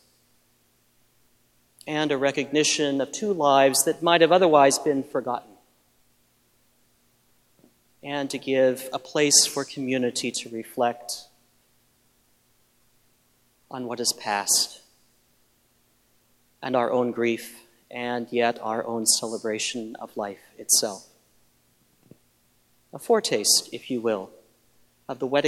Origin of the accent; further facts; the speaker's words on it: Midwest, United States; I grew up in the Midwest, and I knew small towns like Sutherland Springs